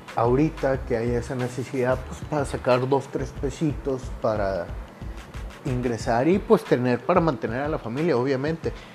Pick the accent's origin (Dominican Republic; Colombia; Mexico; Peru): Mexico; Monterrey, Nuevo León; yo soy originario de Monterrey, Nuevo León